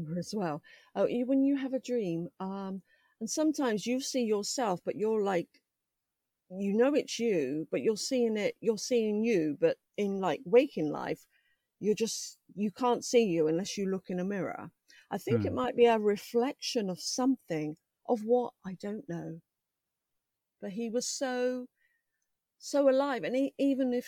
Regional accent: London, United Kingdom; moved away; also born or lived in Buckinghamshire; I grew up in London, but we lived in Buckinghamshire at the time.

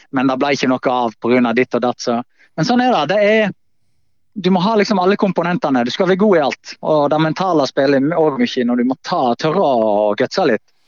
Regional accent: Voss, Vestland, Norway; moved away; also born or lived in Bergen; det trygge eh, hjemme på Voss

